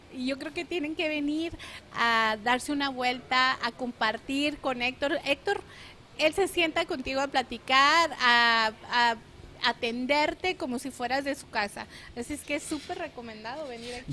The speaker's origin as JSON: {"language": "Spanish", "town": "Nogales", "region": "Sonora", "country": "Mexico", "tie": "born or raised there", "moved": "yes", "lives_now": "Phoenix, United States", "said": "Concepción y yo nacimos literalmente eh, en Nogales, Sonora y somos de prácticamente de unas cuantas cuadras a otras de distancia"}